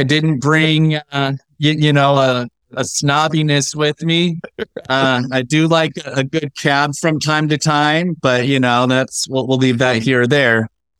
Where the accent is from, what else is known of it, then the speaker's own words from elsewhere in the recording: Indiana, United States; also born or lived in Los Angeles / New York; now in Texas, United States; before spending my years in LA and New York, I was raised in Indiana.